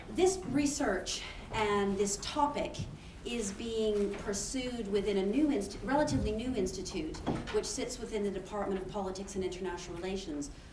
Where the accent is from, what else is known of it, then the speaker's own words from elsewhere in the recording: Canada; moved away as an adult; now in Oxford, United Kingdom; I'm originally from Canada